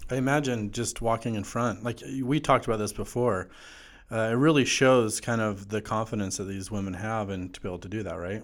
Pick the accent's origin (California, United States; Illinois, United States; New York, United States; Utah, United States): Utah, United States; Wasatch Mountains; I grew up in the Wasatch Mountains my whole life.